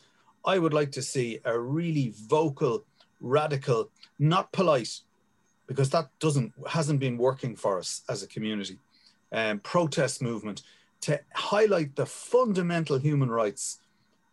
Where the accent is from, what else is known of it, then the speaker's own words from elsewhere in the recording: Dublin, Leinster, Ireland; I grew up in Finglas and I was in the army for 11 years